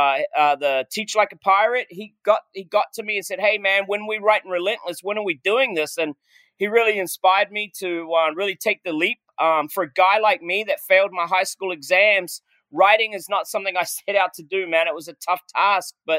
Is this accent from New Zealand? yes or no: yes; New Zealand; moved away; I'm a Kiwi, man. And, you know, you grow up pretty humbled as a Kiwi.